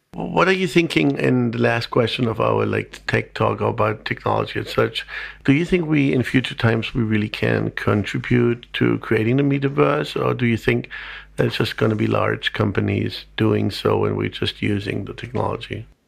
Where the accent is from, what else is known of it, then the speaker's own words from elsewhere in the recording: Germany; being German